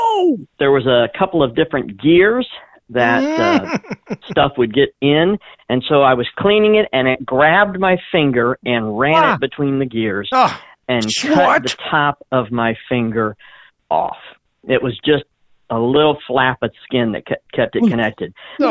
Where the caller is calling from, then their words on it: Springport, Indiana, United States; I'm calling from Springport, Indiana.